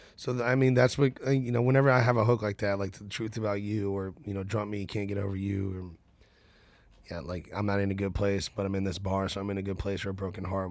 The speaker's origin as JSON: {"language": "English", "town": "Nashville", "region": "Tennessee", "country": "United States", "tie": "born or raised there", "said": "I'm from Nashville, and, and my other family's from Birmingham"}